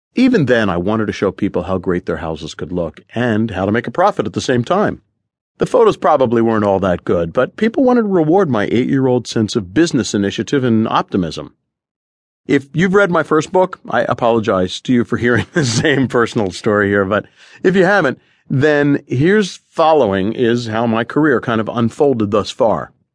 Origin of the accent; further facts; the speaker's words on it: Collingswood, New Jersey, United States; moved away; I bought the house next door to my grandmother's in Collingswood, New Jersey